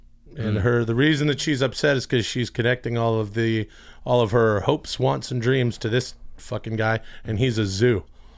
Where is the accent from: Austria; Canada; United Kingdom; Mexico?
Canada; British Columbia; now in United States; We're in the, you know, western Canadian suburbs there outside of Vancouver. Yeah. And in my hometown.